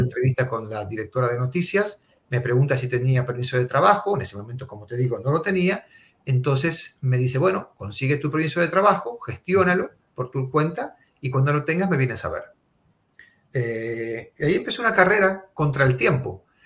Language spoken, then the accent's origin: Spanish; Argentina; moved away as an adult; now in Miami, United States; soy argentino, está en mi DNI, está en mi partida de nacimiento, está en mi ADN